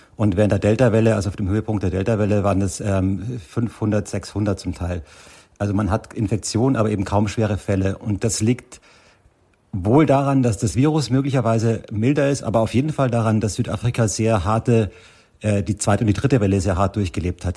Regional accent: Germany; now in South Africa; bei uns in Deutschland

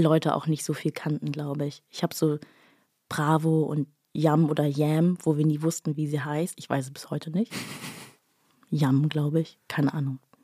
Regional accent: Bad Oldesloe, Schleswig-Holstein, Germany; born or raised there

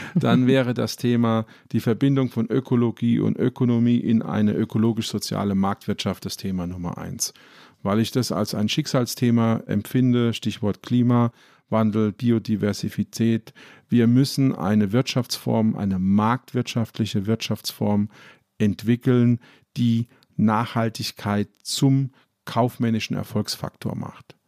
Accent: Ludwigshafen, Rhineland-Palatinate, Germany; ich komme zum Beispiel aus Ludwigshafen, das ist die Stadt der BSF.

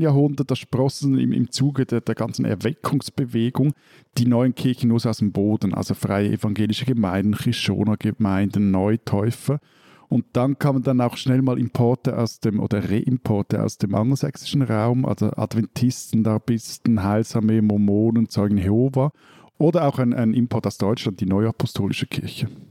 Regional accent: Switzerland; ich als gebürtiger Seebub

